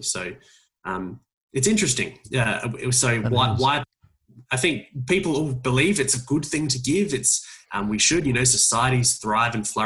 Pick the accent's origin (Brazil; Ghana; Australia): Australia; Adelaide, South Australia; moved away; my hometown of Adelaide, where I'm actually visiting at the moment, in my parents' front room